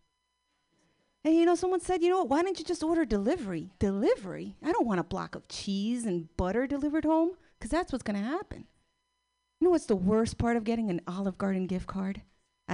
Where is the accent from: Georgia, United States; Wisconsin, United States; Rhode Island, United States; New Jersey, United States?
New Jersey, United States; I'm Cuban. I'm from Jersey